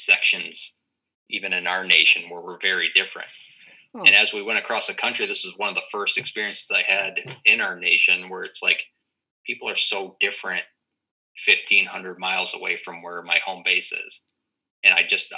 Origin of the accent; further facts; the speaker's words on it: East Coast, New England, Western Massachusetts, United States; I'm from the East Coast